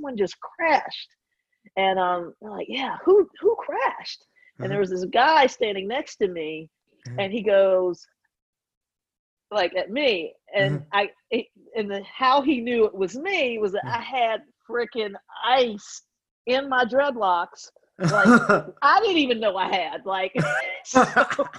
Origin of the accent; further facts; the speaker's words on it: Georgia, United States; also born or lived in Midwest; now in New York, United States; I grew up in Georgia